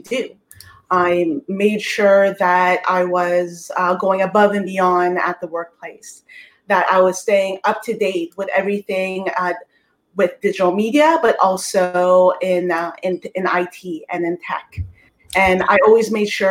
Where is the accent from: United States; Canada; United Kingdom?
Canada; Toronto, Ontario; I'm from Toronto, Canada